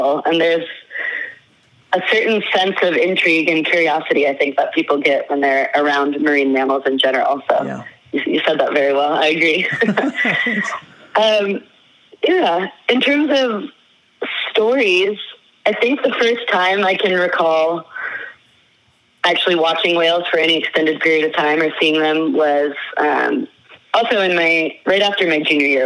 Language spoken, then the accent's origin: English; northern Idaho, United States; moved away as an adult; I grew up in Idaho, in northern Idaho